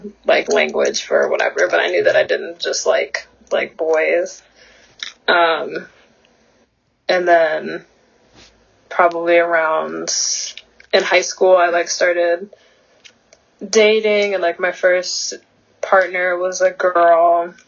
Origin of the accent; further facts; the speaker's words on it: Flint, Michigan, United States; born there; also born or lived in Georgia / Texas / Syracuse; now in Los Angeles, United States; I was born in Flint, Michigan, and then I moved around quite a bit. I was born in 1999, and I moved around quite a bit. I lived in Georgia for a little bit, and Texas for a little bit, and then Syracuse, and now LA.